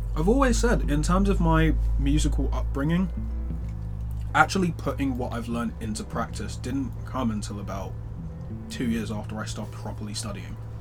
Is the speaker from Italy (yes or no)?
no; London, United Kingdom; I grew up in North London, um, Edmonton